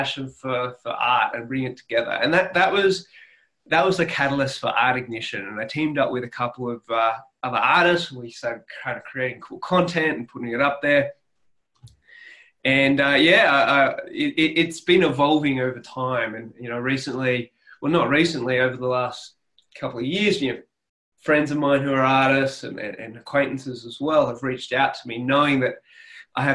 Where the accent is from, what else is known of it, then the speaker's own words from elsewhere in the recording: Sydney, New South Wales, Australia; accent: Australian; now in Armidale, Australia; I grew up in Sydney, in New South Wales, but I'm actually now living in a country town, which is about 6.5 hours northwest of Sydney. It's a place called Armidale.